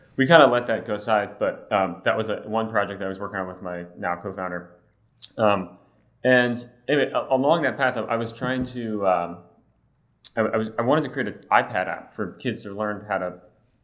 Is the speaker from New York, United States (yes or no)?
no; Baltimore, Maryland, United States; moved away as an adult; also born or lived in Philadelphia, Pennsylvania / Austin, Texas; I was born in Baltimore, Maryland